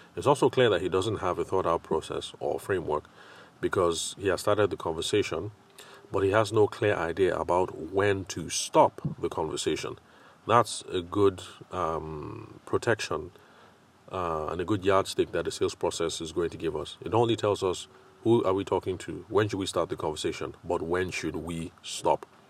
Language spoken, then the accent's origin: English; Nigeria; I'm Nigerian